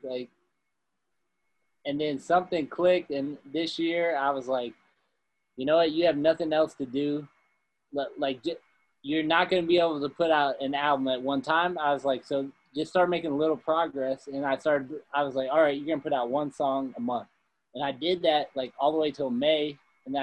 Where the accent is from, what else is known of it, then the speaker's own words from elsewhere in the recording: Midwest, United States; we're both from the Midwest